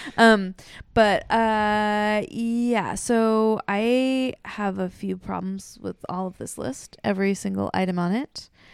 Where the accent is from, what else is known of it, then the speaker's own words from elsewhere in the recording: Corvallis, Oregon, United States; I grew up in Oregon, in a town without a mall